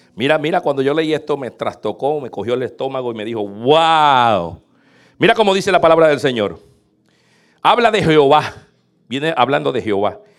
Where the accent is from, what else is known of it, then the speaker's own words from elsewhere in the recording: Puerto Rico; moved away as an adult; now in United States; yo vengo de Puerto Rico y en Puerto Rico era tener el carro más tumbado